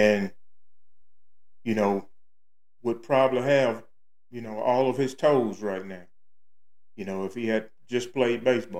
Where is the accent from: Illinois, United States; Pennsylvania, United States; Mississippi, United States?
Mississippi, United States; Starkville; camp in Starville, my hometown, Mississippi